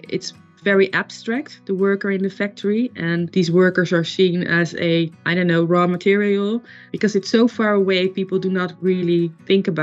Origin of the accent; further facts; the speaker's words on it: Netherlands; I'm from the Netherlands.